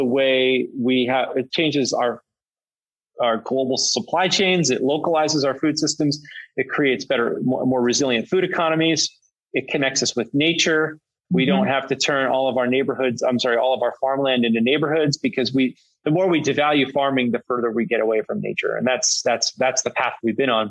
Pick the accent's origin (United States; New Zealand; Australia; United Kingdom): United States; Pennsylvania; I'm from Pennsylvania. I'm from a rural part of Pennsylvania where Rodale is based